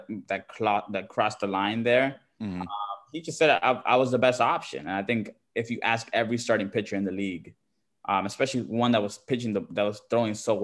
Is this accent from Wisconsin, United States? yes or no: no; Miami, Florida, United States; moved away as an adult; also born or lived in Dominican Republic (ancestry); now in Los Angeles, United States; back home, it's just, like, Dominicans, Puerto Ricans, a lot of Cubans in Miami, Venezuelans, Colombians